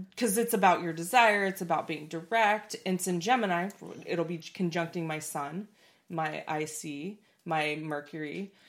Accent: Portland, United States; I grew up in Portland

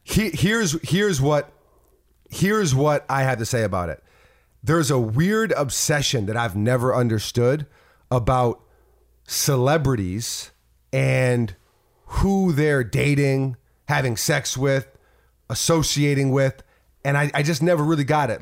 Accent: New York City, New York, United States; I'm from New York City

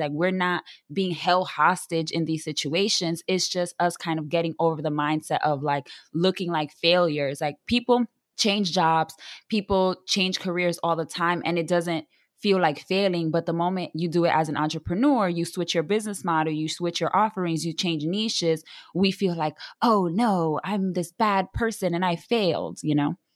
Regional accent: New York City, New York, United States; I am a Latina from the South Bronx, born and raised, half Dominican, half Puerto Rican

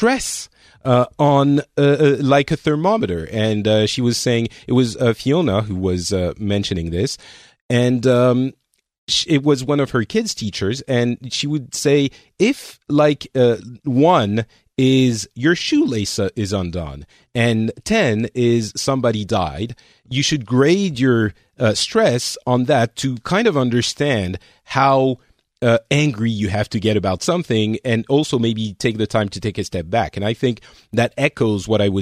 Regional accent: France; moved away; I'm from France, but I'm not there.

